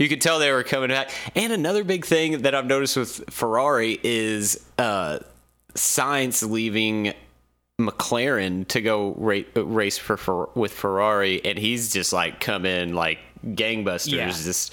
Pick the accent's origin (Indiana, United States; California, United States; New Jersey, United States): Indiana, United States; now in Kentucky, United States; I'm originally from Indiana